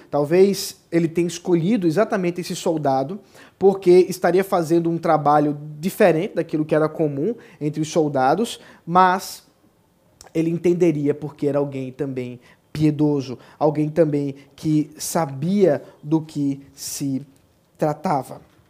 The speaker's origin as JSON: {"language": "Portuguese", "town": "Recife", "region": "Pernambuco", "country": "Brazil", "also_born_or_lived": "São Paulo", "said": "um pedaço da minha terra, que tanto amo"}